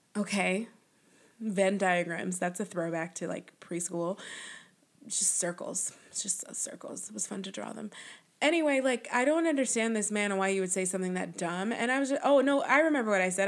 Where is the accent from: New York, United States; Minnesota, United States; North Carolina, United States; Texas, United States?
New York, United States; Buffalo; growing up in Buffalo, New York